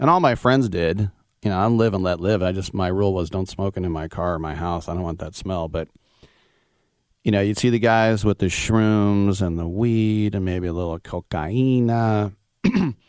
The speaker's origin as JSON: {"language": "English", "area": "East Bay", "region": "California", "country": "United States", "tie": "born or raised there", "said": "as a kid growing up in the East Bay"}